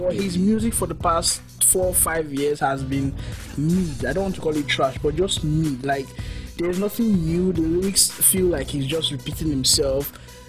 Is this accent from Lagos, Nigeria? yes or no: no; Edo, Nigeria; Oh, I'm from Edo State anyway.